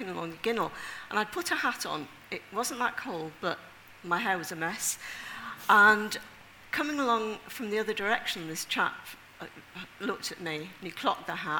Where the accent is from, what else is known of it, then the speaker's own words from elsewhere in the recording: Leeds, Yorkshire and the Humber, United Kingdom; the lower orders from Leeds